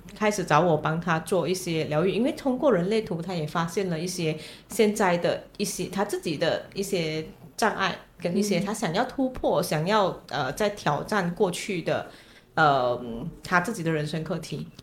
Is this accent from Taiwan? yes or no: no; Malaysia; 虽然我也同样来自马来西亚